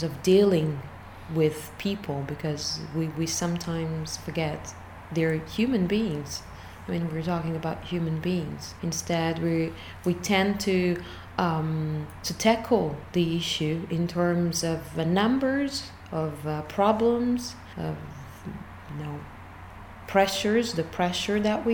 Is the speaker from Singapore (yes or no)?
no; Italy; I come from Italy, where I'm a postdoctoral research fellow in English linguistics